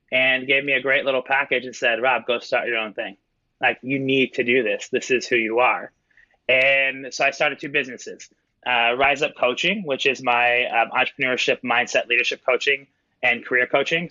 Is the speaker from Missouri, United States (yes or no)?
yes; Kansas City, Missouri, United States; moved away as an adult; also born or lived in Milan / New York; So got to rep my hometown